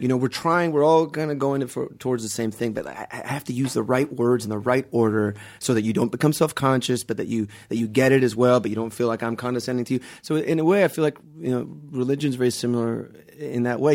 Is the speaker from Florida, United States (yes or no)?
yes; Miami, Florida, United States; also born or lived in Guatemala / Palm Beach; I grew up in Miami, so I came when I was about five months old